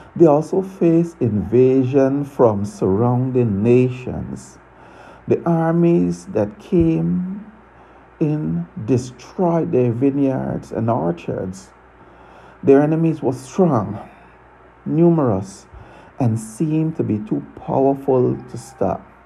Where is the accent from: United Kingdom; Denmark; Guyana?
Guyana; now in Tortola, British Virgin Islands; I was born in Guyana, South America. I now live and reside in Tortola, British Virgin Islands